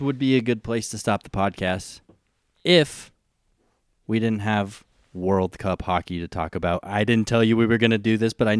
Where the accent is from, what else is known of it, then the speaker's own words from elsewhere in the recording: United States; Because I'm American.